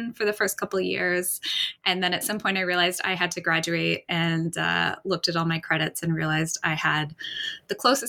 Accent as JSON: {"language": "English", "town": "Vancouver", "region": "British Columbia", "country": "Canada", "tie": "born or raised there", "also_born_or_lived": "Victoria", "said": "But I was born and raised in Vancouver."}